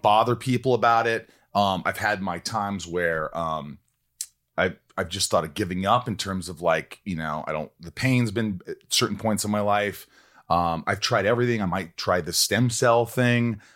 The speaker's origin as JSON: {"language": "English", "region": "Indiana", "country": "United States", "tie": "born or raised there", "moved": "yes", "said": "no creativity where I grew up in Indiana"}